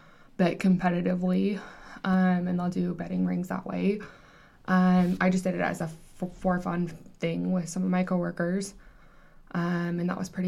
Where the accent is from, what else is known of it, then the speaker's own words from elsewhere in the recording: Blackfoot, Idaho, United States; I'm actually from Blackfoot, Idaho.